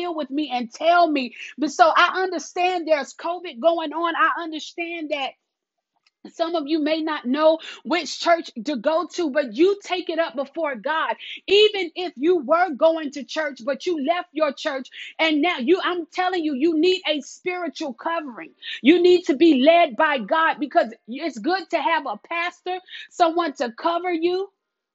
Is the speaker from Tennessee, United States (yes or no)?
no; South Carolina, United States; accent: country; I live in the South. I'm from South Carolina